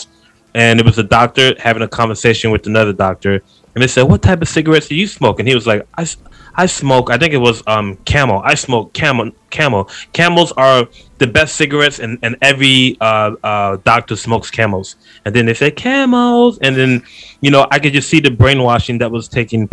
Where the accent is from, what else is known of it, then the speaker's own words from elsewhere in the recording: United States; we are Americans